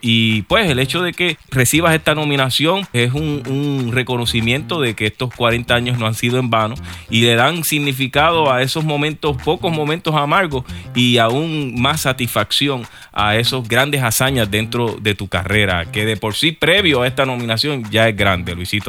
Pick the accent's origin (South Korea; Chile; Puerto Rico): Puerto Rico; nosotros los puertorriqueños